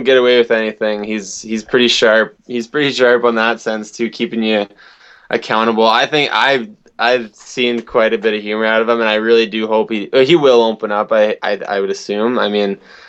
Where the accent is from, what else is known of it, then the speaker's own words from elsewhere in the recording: Fort St. James, British Columbia, Canada; moved away; also born or lived in Arizona; this is my hometown. Actually, I was kind of born up in Fort St. James, British Columbia